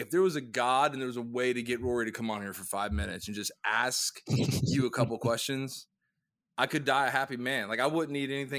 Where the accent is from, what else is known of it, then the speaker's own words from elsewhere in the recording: Saudi Arabia; born there; Well, technically I was born in Saudi Arabia.